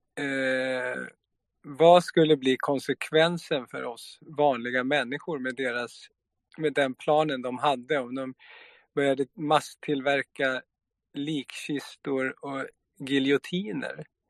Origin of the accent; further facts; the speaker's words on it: Sweden; jag är uppväxt i Sverige